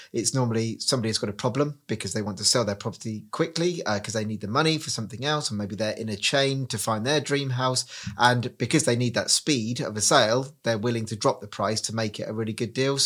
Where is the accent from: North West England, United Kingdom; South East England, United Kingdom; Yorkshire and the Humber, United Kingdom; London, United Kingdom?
South East England, United Kingdom; Reading; moved away as an adult; now in Cornwall, United Kingdom; I'm originally from Reading, moved to Cornwall nine years ago